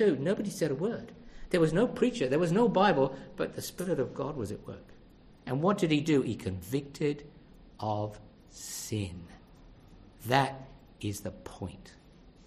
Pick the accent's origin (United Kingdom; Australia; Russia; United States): Australia; I'm from Australia. I'm travelling by.